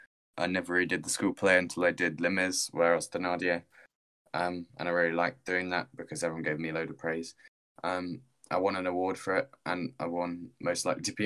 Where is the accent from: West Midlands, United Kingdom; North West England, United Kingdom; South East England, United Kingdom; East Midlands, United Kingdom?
South East England, United Kingdom; Guildford; also born or lived in Farncombe; I was born in Guildford. And then I grew up opposite a Chippy.